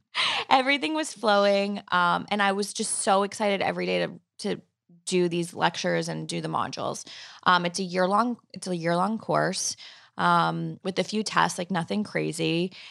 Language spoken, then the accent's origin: English; Long Island, New York, United States; also born or lived in Manhattan; I was commuting from Long Island where I grew up into the city